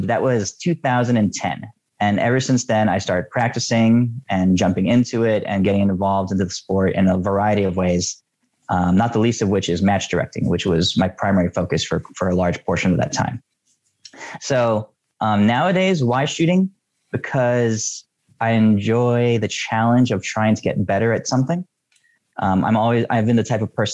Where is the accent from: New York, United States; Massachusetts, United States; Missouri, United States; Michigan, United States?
New York, United States; New York City; moved away as an adult; now in Oregon, United States; I grew up in New York City